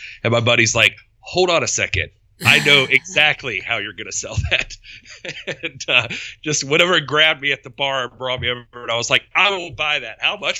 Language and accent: English; South Carolina, United States; I'm from South Carolina.